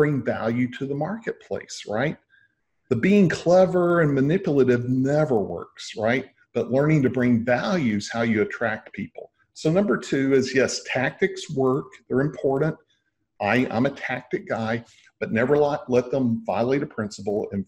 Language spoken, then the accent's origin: English; Texas, United States; I'm from Texas